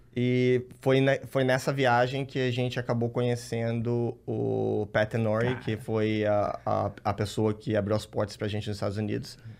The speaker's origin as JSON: {"language": "Portuguese", "town": "Rio Claro", "region": "São Paulo", "country": "Brazil", "said": "A gente é de Rio Claro, interior Sim. de São Paulo, cidade pequena"}